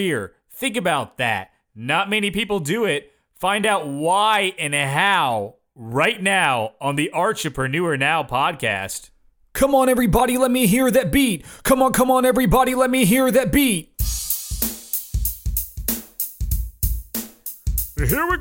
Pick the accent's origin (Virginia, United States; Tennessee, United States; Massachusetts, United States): Tennessee, United States; Knoxville; my hometown of Knoxville, Tennessee